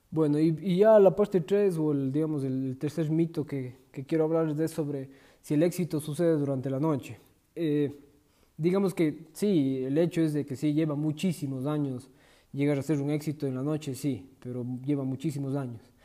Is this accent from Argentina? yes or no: no; Ecuador; De momento estoy en mi país, en Ecuador